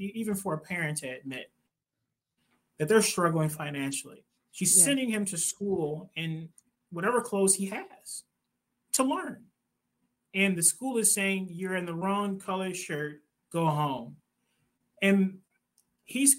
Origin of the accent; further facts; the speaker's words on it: Detroit, Michigan, United States; I'm from Detroit. I went to Wayne State University